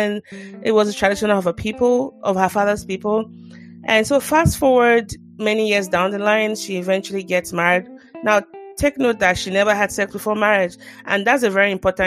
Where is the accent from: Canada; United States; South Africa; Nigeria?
Nigeria; as a Nigerian